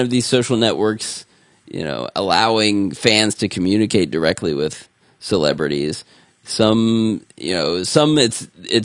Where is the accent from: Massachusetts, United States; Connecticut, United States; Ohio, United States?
Ohio, United States; Columbus; when I was growing up in Columbus